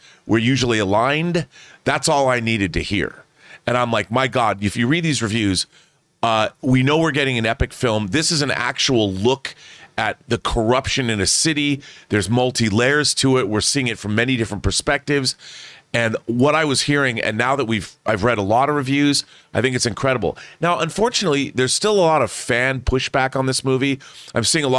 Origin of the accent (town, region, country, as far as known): Seattle, Washington, United States; born or raised there